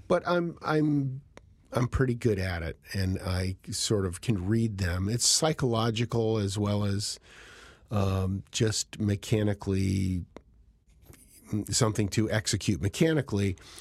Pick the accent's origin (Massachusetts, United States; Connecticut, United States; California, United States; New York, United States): Connecticut, United States; Cheshire; moved away as an adult; growing up in Cheshire, you know, college was always the, the, um, the goal